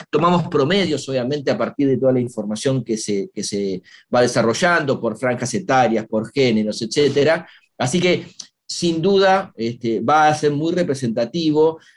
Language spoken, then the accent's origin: Spanish; Argentina; somos argentinos